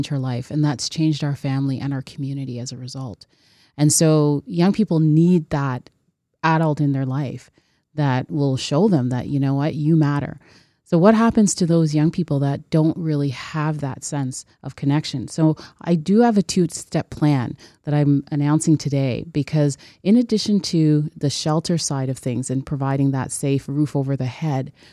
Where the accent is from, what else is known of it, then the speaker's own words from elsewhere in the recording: Toronto, Ontario, Canada; growing up in Scarborough, and that Science Center was always so revered